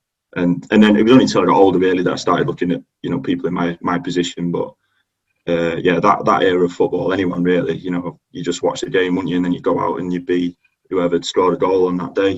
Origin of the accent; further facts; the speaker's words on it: Manchester, North West England, United Kingdom; I was born in Manchester, and all my family from there.